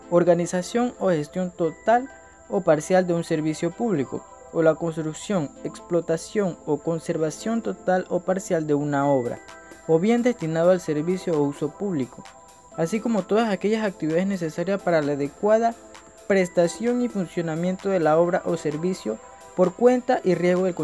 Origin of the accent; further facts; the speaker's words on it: Colón, Panama; soy de Colón